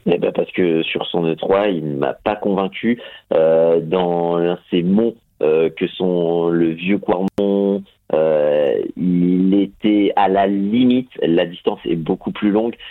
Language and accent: French; France; je suis français